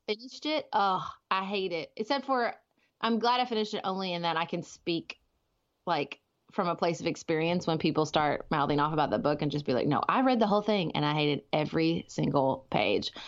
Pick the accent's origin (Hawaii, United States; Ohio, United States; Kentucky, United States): Kentucky, United States; Paducah; I live in my hometown of Paducah, Kentucky